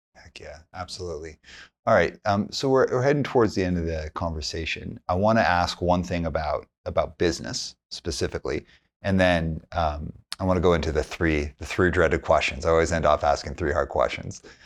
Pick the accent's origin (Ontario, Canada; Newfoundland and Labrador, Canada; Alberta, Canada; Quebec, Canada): Alberta, Canada; Calgary; I grew up in Calgary